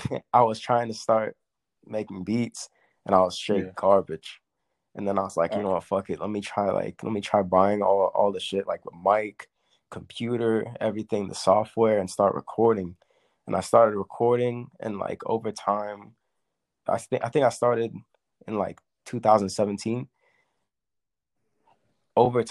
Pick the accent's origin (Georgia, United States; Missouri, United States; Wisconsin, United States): Georgia, United States; Woodstock; I'm from Woodstock, Georgia